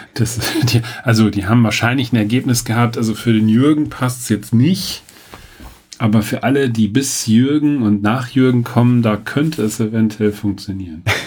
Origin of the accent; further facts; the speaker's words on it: Sauerland, North Rhine-Westphalia, Germany; moved away; ich komme ja aus dem Sauerland, also Dortmund ist da jetzt nicht so weit entfernt